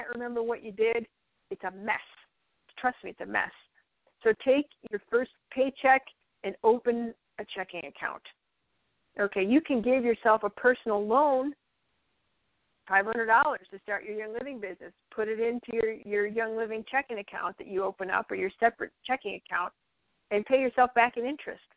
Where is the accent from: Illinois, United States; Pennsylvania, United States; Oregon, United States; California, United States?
Illinois, United States; also born or lived in western Minnesota; now in North Dakota, United States; I'm from Illinois and everybody does everything under S corps in Illinois. I move up here to North Dakota in the western side of Minnesota